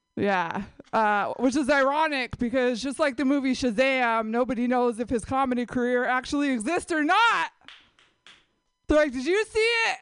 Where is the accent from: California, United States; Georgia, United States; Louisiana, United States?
California, United States; San Jose; I grew up in San Jose